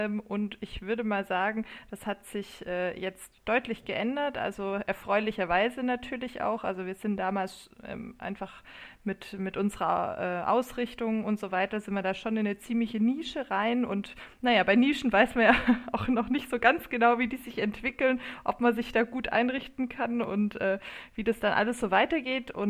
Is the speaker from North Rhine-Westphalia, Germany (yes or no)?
no; Kornwestheim, Baden-Württemberg, Germany; now in Heidelberg, Germany; Ähm, ich komme eigentlich aus Kornwestheim bei Stuttgart. Ähm, also gute schwäbische Traditionen kann man, kann man, ja, auch, äh, kann man ja auch hier pflegen.